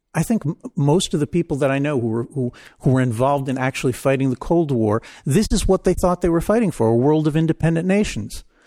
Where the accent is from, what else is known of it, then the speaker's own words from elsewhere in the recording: Israel; I grew up in Israel.